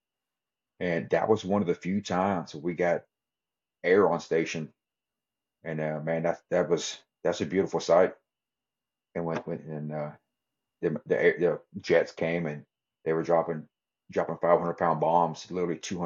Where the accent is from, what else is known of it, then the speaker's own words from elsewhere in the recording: Texas, United States; I'm from Texas